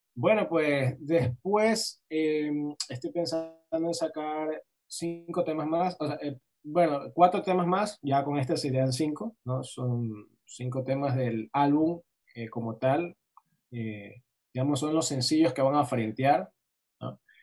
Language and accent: Spanish; Guayaquil, Guayas, Ecuador; Guayaquil es mi ciudad natal